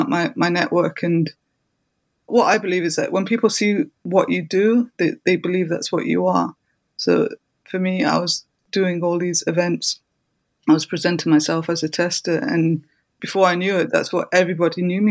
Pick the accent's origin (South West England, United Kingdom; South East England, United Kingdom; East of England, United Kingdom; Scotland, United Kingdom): South East England, United Kingdom; Brighton; my hometown in Brighton